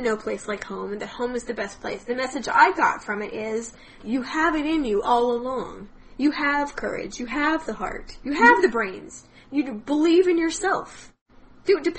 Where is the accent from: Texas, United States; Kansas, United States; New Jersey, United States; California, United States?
Kansas, United States; Wichita; I grew up in Wichita, Kansas